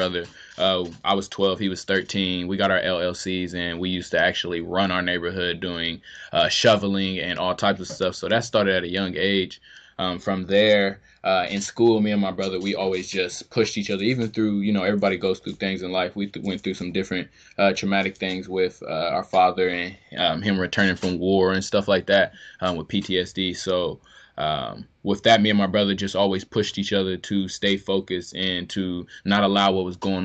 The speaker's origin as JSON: {"language": "English", "town": "Columbus", "region": "Ohio", "country": "United States", "tie": "born or raised there", "also_born_or_lived": "Bluefield, West Virginia", "said": "me and my family, we moved here from Bluefield, West Virginia in 2000. And from there, we lived on the south side of Columbus for a couple years"}